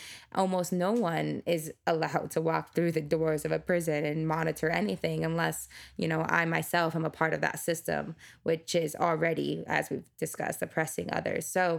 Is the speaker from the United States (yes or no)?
yes; United States